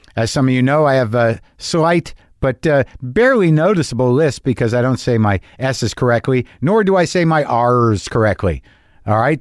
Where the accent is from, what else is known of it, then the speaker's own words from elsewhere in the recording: Albuquerque, New Mexico, United States; I grew up in New Mexico, like in Albuquerque